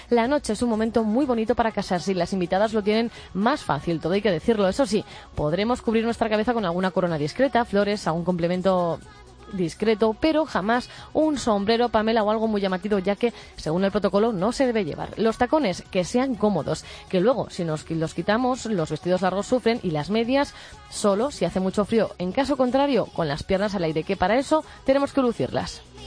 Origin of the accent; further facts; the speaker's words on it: Navarre, Spain; Como buena navarra